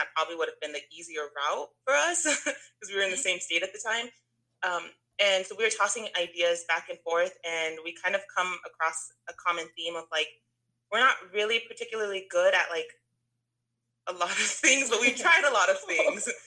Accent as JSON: {"language": "English", "region": "Texas", "country": "United States", "tie": "born or raised there", "moved": "as an adult", "said": "because of the military, we moved out of state for a little bit, but for the most part, born and raised in Texas"}